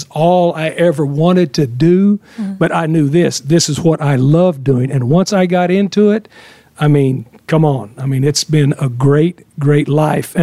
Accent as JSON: {"language": "English", "region": "West Texas", "country": "United States", "tie": "born or raised there", "moved": "yes", "said": "I grew up in West Texas, so I was done football my whole life"}